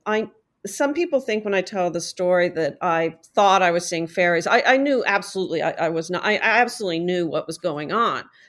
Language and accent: English; Midwest, United States; I grew up in the Midwest